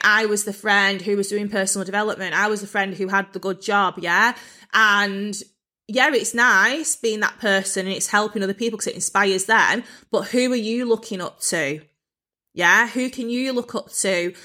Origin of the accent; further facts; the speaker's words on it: Bolton, North West England, United Kingdom; moved away; I was actually brought up in quite a rough part of Bolton.